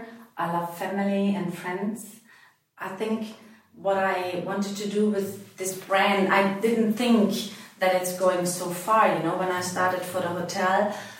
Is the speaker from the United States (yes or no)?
no; Austria; English is a second language; Actually, where I grew up, we have a very long tradition of using herbs for different products, you know.